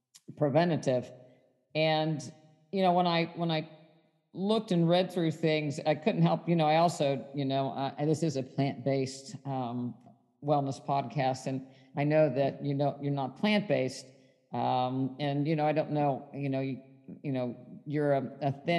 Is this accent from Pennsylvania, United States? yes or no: no; West Virginia, United States; I grew up in West Virginia